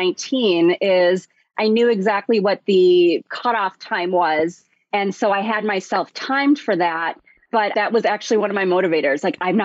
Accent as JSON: {"language": "English", "town": "Chicago", "region": "Illinois", "country": "United States", "said": "I'm from Chicago"}